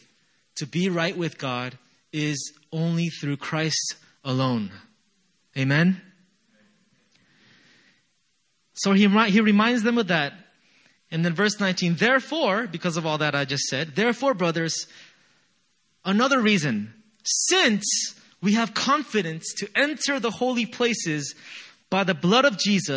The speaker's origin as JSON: {"language": "English", "country": "United States", "moved": "yes", "said": "I'm from America"}